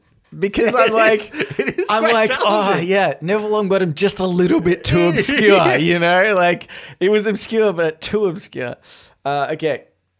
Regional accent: Australia; being an Australian, I think about hockey as like field hockey.

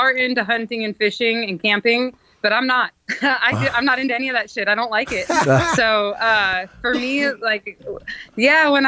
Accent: Alaska, United States; moved away; I grew up in Alaska

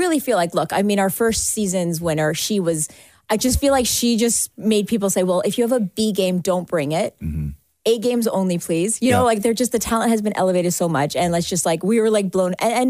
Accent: Canada; I'm so proud as a Canadian

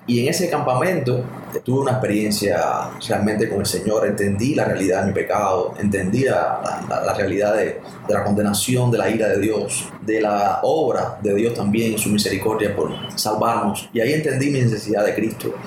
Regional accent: Havana, Cuba; moved away as an adult; now in Santa Clara, Cuba; yo soy eh, habanero, nacido en, La Habana eh, y nunca he vivido fuera de La Habana

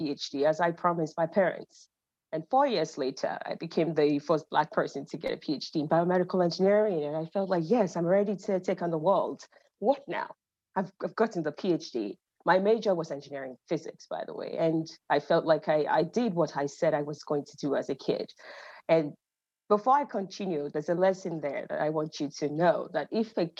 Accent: Ibadan, Oyo, Nigeria; also born or lived in Finland / Canada; now in United States; I'm originally Nigerian. I grew up in Ibadan, Nigeria.

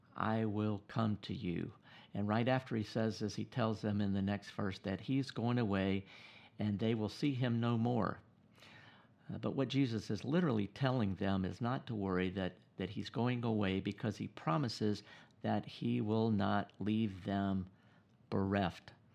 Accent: United States; I'm an American

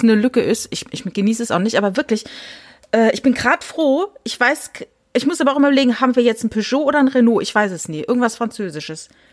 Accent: Germany; ich bin ja in der Nähe vom Elsass groß geworden

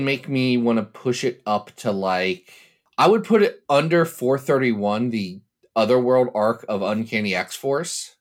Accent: Ohio, United States; I'm from Ohio, and we have a long and storied tradition of pronouncing every vowel

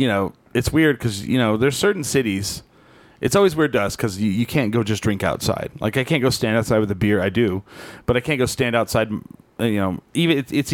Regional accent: New Mexico, United States; I was like, New Mexico.

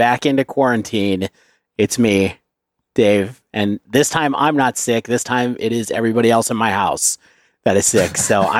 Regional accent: Ohio, United States; because I'm from Ohio

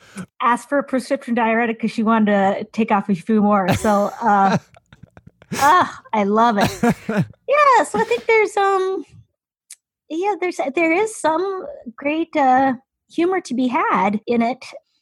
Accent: Midwest, United States; I am from the Midwest

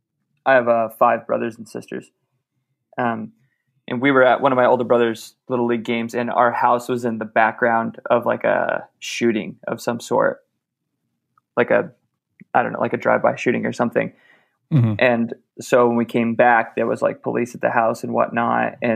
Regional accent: Los Angeles, California, United States; So I was born in LA. I was born in Whittier.

